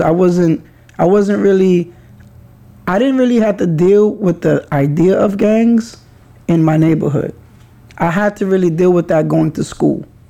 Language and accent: English; New York City, New York, United States; also born or lived in Kingsbridge, the Bronx; I also grew up in Highbridge and when I grew up in Highbridge it was like us was an insane amount of Latin Kings and Nietas in that area.